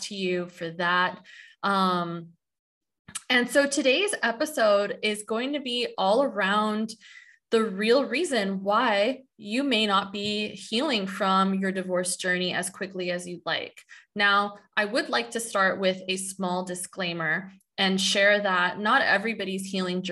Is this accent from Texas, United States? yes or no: no; San Diego, California, United States; I'm from San Diego